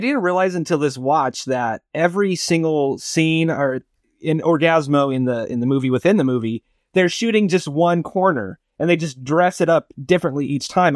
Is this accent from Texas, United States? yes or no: no; Barstow, California, United States; my hometown, um, Barstow, California